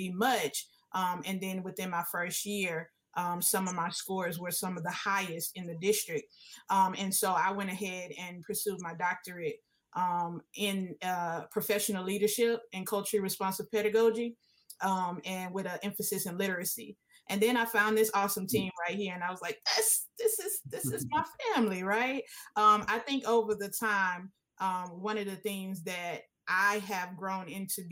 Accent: Houston, Texas, United States; I was able to teach in the neighborhood I grew up in. I'm from Trinity Gardens, Houston, Texas

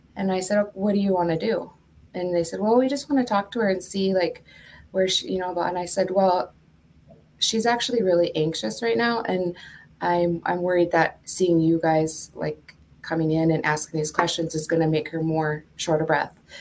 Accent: Duluth, Minnesota, United States; moved away as an adult; also born or lived in Washington State; now in Washington, United States; I was born and raised in Duluth, Minnesota, but I moved to the West Coast, um, Washington State in 2000

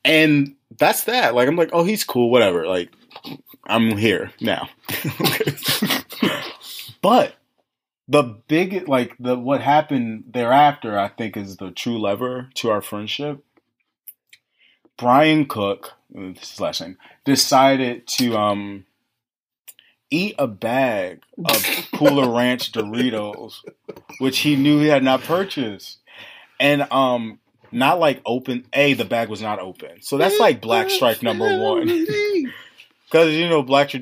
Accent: Baltimore, Maryland, United States; moved away as an adult; also born or lived in Washington, D.C.; I grew up in Baltimore.

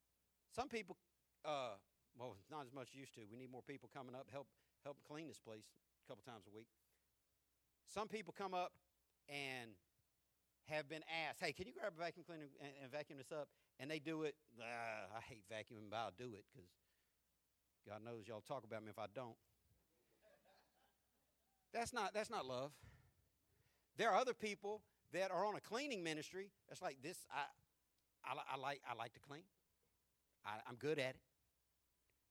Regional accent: the South, United States; we're from the South

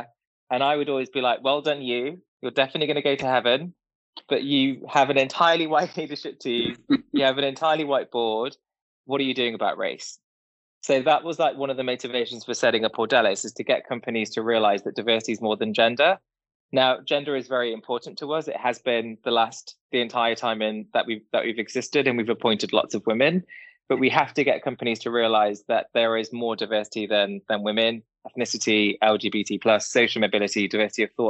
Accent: Derby, East Midlands, United Kingdom; I was born and bred in a small town called Derby

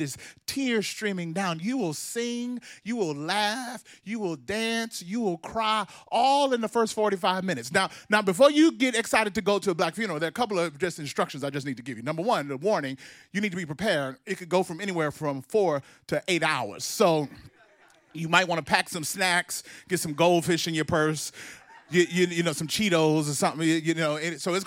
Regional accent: Mississippi, United States; I grew up in Mississippi, a black boy from Mississippi

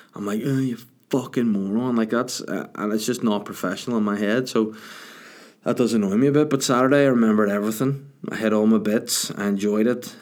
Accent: Bangor, Northern Ireland, United Kingdom; the Salty Dog in my hometown of Bangor

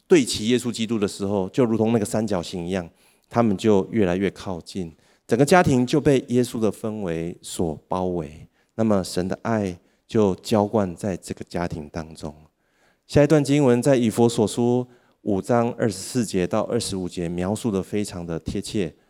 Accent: Taiwan; 我们台湾的人口正在逐渐地减少

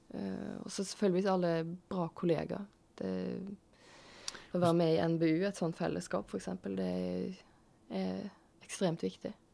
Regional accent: Tysnes, Vestland, Norway; Jeg er fra Tysnes.

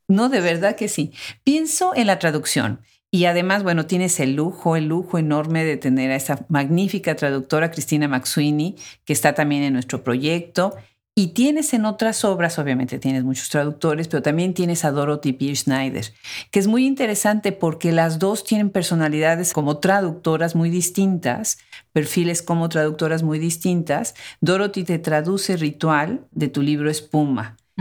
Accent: Mexico; Nosotros en México, mi país de origen

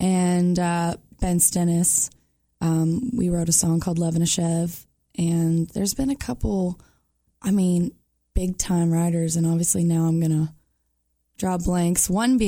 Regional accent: Georgian Bay, Ontario, Canada; now in Nashville, United States; growing up on Georgian Bay on the lake.

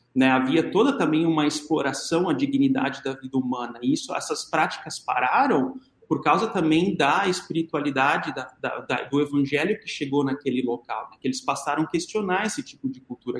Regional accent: Brazil

